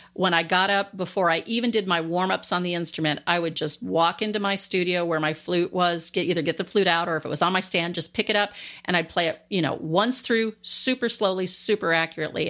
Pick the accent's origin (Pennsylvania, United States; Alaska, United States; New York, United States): Alaska, United States; moved away; also born or lived in Landstuhl, Germany / Washington State; growing up in Alaska, I grew up in the outdoors a lot